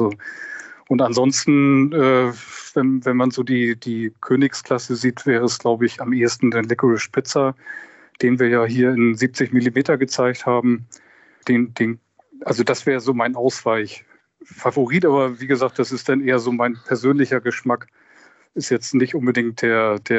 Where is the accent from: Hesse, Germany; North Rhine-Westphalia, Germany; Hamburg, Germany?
Hamburg, Germany; born there; Ja, und erinnert mich sehr an meine Kindheit. Ich bin auch in Hamburg geboren.